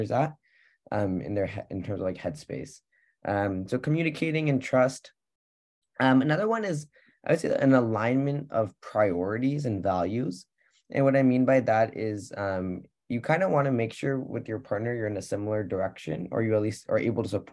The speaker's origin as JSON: {"language": "English", "town": "Pleasanton", "region": "California", "country": "United States", "said": "I'm from the Bay Area, Pleasanton, California"}